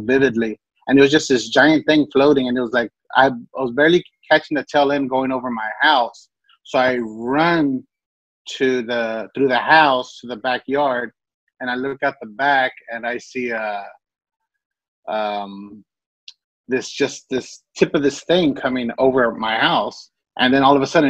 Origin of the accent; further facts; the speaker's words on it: Dallas, Texas, United States; also born or lived in Irving, Texas; I grew up in the barrio in Dallas called Oak Cliff. Born and raised there. Well, actually, I was born in Irving, but I moved to Oak Cliff when I was a year old